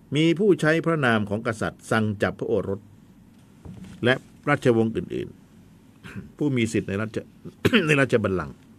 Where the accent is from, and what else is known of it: Thailand